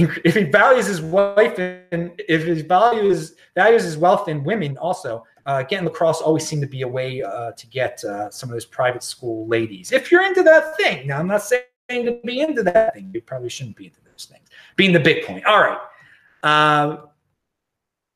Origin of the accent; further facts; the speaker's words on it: Baltimore, Maryland, United States; now in Los Angeles, United States; my hometown of Baltimore